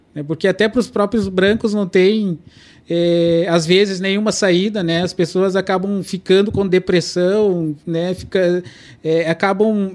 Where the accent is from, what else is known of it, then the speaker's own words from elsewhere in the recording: Brazil; first language Kaingang; Portuguese is a second language; moved away; eu nasci na aldeia indígena Petcur, né, que é que é uma aldeia indígena Caigang